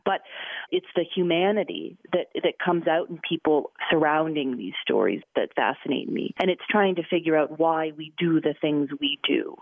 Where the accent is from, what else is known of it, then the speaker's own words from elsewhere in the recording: Chicago, Illinois, United States; moved away as an adult; also born or lived in Portland, Maine / Gulfport, Mississippi; I grew up in Chicago